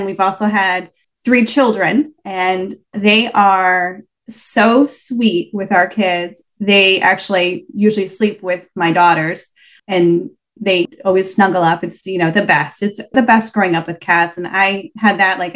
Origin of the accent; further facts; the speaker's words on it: New York, United States; moved away as an adult; also born or lived in Houston, Texas; now in Boston, United States; We are originally from New York.